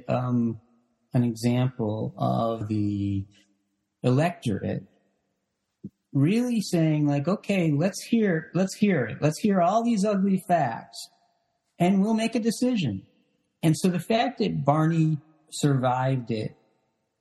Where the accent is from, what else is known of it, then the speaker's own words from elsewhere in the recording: Chicago, Illinois, United States; moved away as an adult; also born or lived in Boston; I grew up in Chicago, but I was in college in Boston